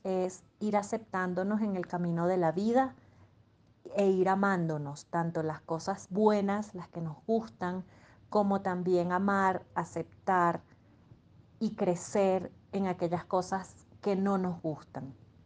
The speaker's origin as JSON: {"language": "Spanish", "country": "Venezuela", "moved": "yes", "lives_now": "Colombia", "said": "soy venezolana viviendo en Colombia."}